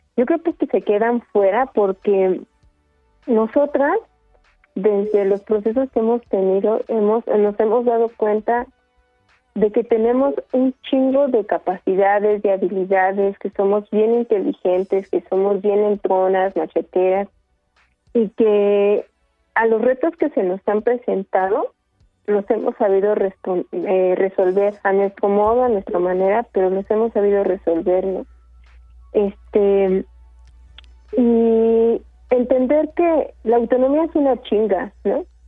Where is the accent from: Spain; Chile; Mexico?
Mexico; Sierra Mixteca, Puebla; now in Milpa Alta, Mexico; nosotras no somos originarias de Milpalta, venimos de la Sierra Mixteca de Puebla.